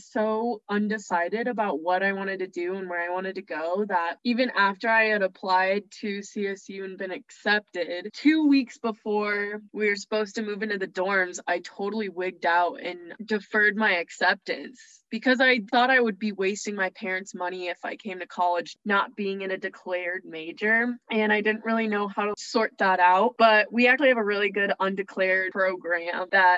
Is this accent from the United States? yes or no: yes; Evergreen, Colorado, United States; I'm from Evergreen, Colorado